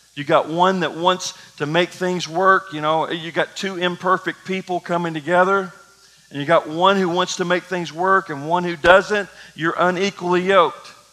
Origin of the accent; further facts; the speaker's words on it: Kentucky, United States; I grew up in Kentucky